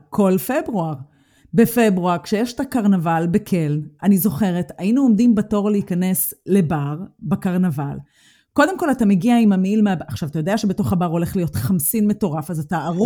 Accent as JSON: {"language": "Hebrew", "country": "Israel", "moved": "as an adult", "lives_now": "Germany", "said": "אנחנו מגיעות מארץ השמש"}